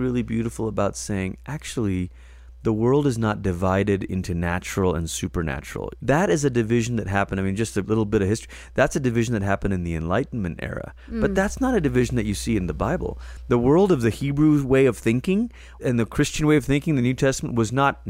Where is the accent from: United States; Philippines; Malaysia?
Malaysia; moved away; I grew up in Malaysia and it was a row of terrace houses.